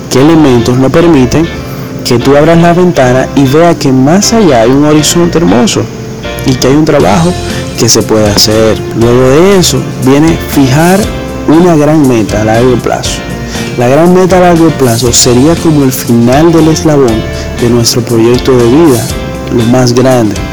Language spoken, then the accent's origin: Spanish; Dominican Republic; tengo 24 años y vengo de República Dominicana.